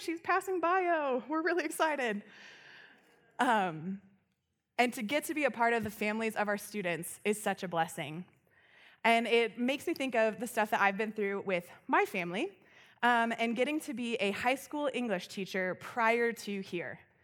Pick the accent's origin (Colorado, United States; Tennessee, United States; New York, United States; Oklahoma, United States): Colorado, United States; Loveland; I grew up here in Loveland